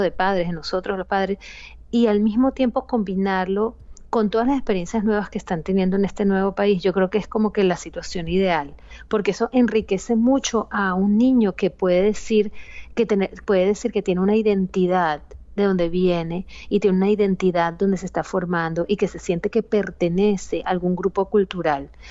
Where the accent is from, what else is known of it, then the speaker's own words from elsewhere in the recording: Venezuela; yo soy familia de padres inmigrantes y crecí en Venezuela como primera generación